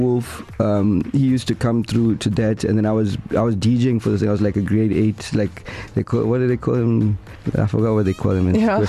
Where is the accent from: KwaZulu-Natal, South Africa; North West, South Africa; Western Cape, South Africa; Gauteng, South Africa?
KwaZulu-Natal, South Africa; Durban; So I'm from Durban. I actually grew up in Westville. went to Westville Boys High School.